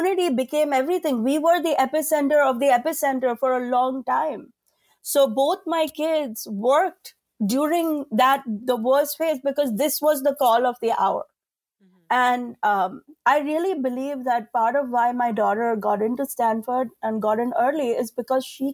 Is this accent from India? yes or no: yes; India; as an Indian woman